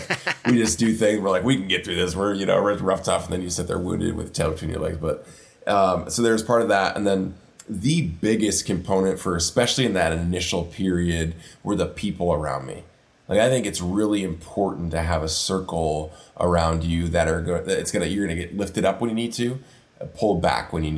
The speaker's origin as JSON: {"language": "English", "town": "Prairie du Chien", "region": "Wisconsin", "country": "United States", "tie": "born or raised there", "said": "my hometown of Prairie du Chien, Wisconsin, which is a river town bordering Iowa on the Mississippi River"}